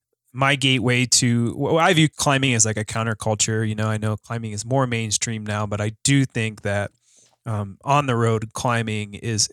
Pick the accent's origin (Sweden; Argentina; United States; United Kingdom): United States; Illinois; now in Durango, United States; I'm from Illinois